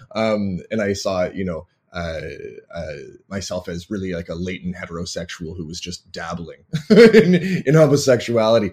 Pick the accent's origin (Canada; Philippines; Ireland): Canada; Toronto, Ontario; moved away as an adult; also born or lived in American South / Lynchburg, Virginia / Florida; I come from Toronto, Ontario, Canada, where I live now